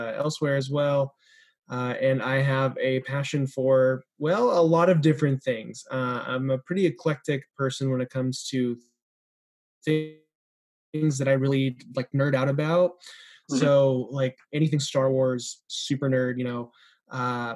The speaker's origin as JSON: {"language": "English", "town": "Everett", "region": "Washington", "country": "United States", "tie": "born or raised there", "also_born_or_lived": "Pasadena, California", "moved": "as an adult", "lives_now": "Los Angeles, United States", "said": "I grew up in the Seattle suburb of Everett, Washington, until I moved down to Pasadena here for Fuller"}